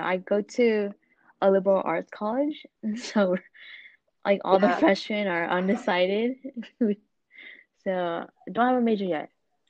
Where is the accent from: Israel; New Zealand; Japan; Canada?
Japan; I was born in Japan. I was, you know, I grew up there, so that Japanese side of me is definitely stronger in me.